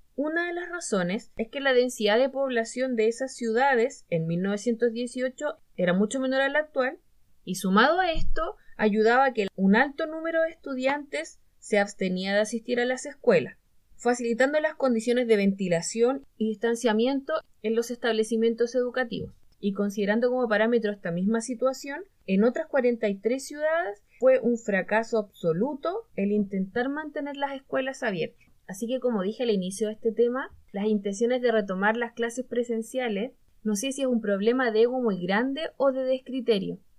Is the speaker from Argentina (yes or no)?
no; Chile